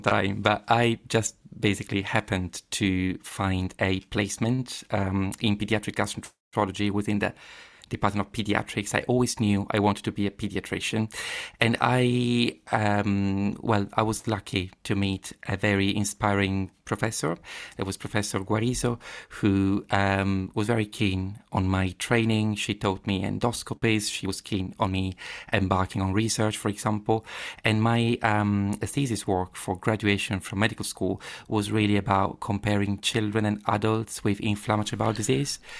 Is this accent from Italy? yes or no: yes; Padua, Veneto, Italy; English is a second language; moved away as an adult; also born or lived in Cambridge, United Kingdom; now in London, United Kingdom; I was born in Padova, um, yeah, I grew up there, uh, definitely from there